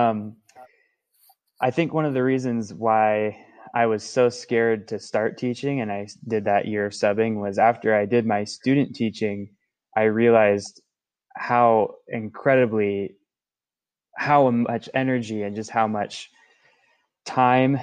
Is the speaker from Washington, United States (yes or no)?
yes; Washington, United States; moved away as an adult; also born or lived in Salem, Oregon; now in Medford, United States; I'm originally from Washington, so Oregon's kind of a new spot for me